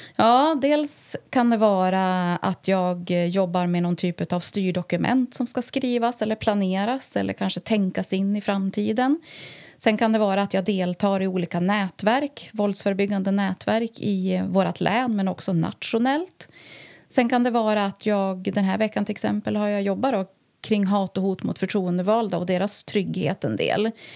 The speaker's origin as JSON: {"language": "Swedish", "town": "Härnösand", "region": "Västernorrland County", "country": "Sweden", "tie": "born or raised there", "said": "jag är född och uppvuxen eh, på Bornsjöhöjden faktiskt. Och eh, har väl bott här mer eller mindre hela mitt liv förutom några år utomlands då"}